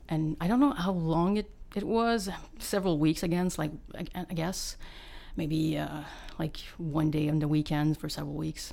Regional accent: Val-David, Quebec, Canada; Laurentians, yeah, Val-David, Quebec

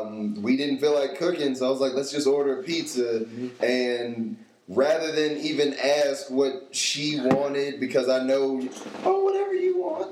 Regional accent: Tennessee, United States; Because I was born in Tennessee

